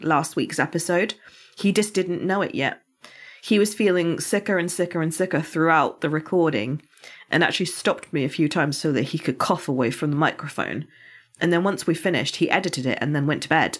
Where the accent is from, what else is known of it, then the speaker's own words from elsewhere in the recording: United Kingdom; I'm British